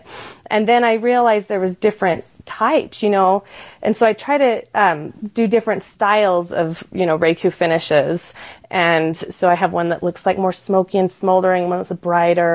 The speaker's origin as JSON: {"language": "English", "region": "Utah", "country": "United States", "tie": "born or raised there", "said": "So I grew up in Utah and I was raised exploring Southern Utah of the national parks"}